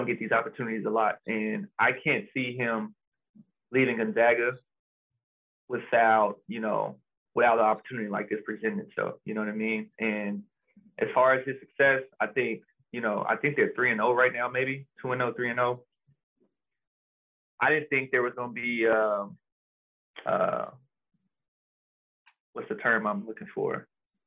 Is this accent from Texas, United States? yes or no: yes; Austin, Texas, United States; moved away as an adult; also born or lived in Spokane; I'm from Austin